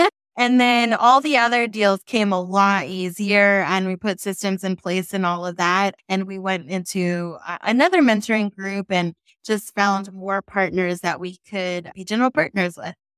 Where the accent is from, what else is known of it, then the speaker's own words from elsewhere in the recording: San Francisco Bay Area, California, United States; moved away as an adult; now in Texas, United States; I'm from the San Francisco Bay Area.